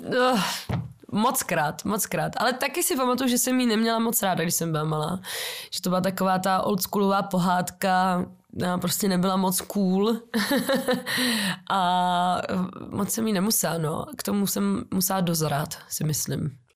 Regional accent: Czechia; taky jsem Češka

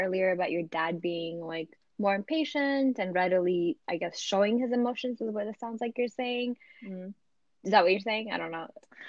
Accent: Maryland, United States; also born or lived in Ethiopia; My pre-adult life was here, so I kind of still feel like I grew up in Maryland, and I grew, you know, my earlier childhood time was in Ethiopia.

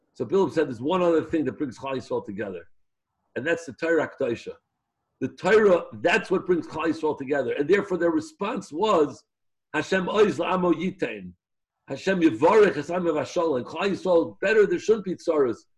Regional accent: New York City, New York, United States; I was born in Chaydish Adar in Jewish Hospital on King's Highway a number of years back

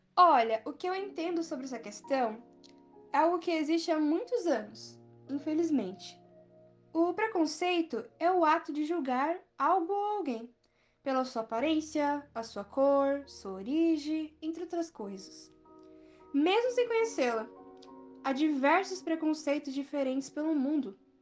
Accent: Mogi das Cruzes, São Paulo, Brazil; eu sou de Mogi das Cruzes

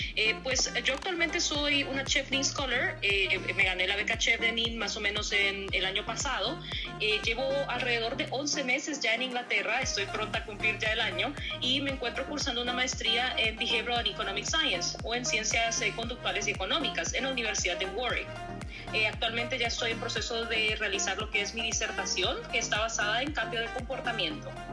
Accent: Tela, Atlántida, Honduras; moved away as an adult; also born or lived in Germany; now in United Kingdom; yo vengo del norte de Honduras, vengo de Tela

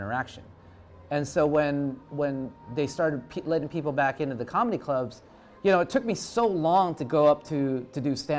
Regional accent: Philippines; I'm Filipino, man. It's just in my blood.

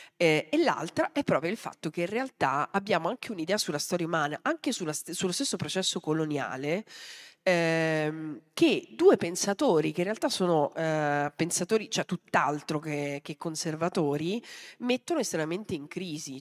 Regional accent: Mazara del Vallo, Sicily, Italy; sono nata a Mazzara del Vallo

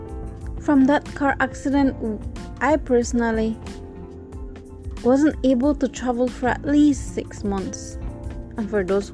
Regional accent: Corozal, Corozal District, Belize; I'm originally from Corozal.

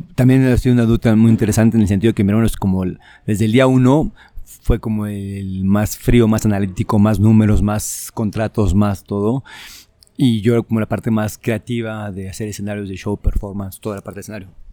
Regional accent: Mexico

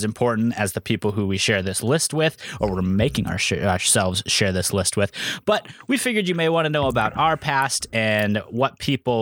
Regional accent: Iowa Falls, Iowa, United States; when I was born on January 9th, 1992, in the small town of Iowa Falls, Iowa

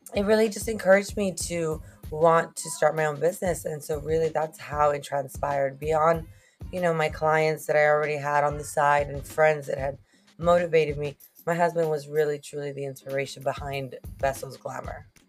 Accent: Moses Lake, Washington, United States; first language Spanish; English is a second language; moved away as an adult; also born or lived in McAllen, Texas / Monterrey, Mexico; now in Rio Grande Valley, United States; I'm actually originally from Moses Lake, Washington

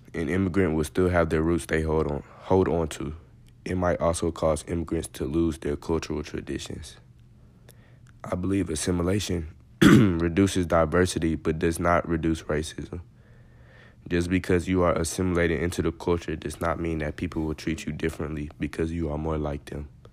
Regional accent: United States; Even though I was born here, and my parents were, and my grandparents were too

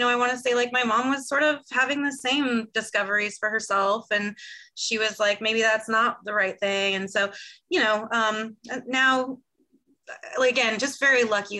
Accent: California, United States; born or raised there

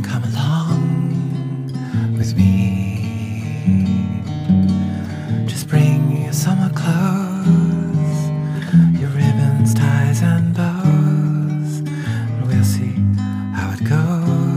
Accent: England, United Kingdom; I'm English

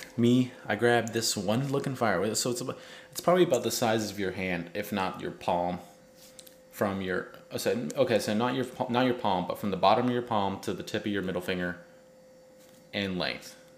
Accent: Richlands, North Carolina, United States; also born or lived in California; I grew up in Richland's primary, so I went there for first and second grade and then on to elementary school in Richlands

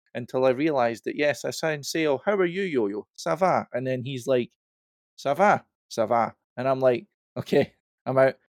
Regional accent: Scotland, United Kingdom; I'm Scottish

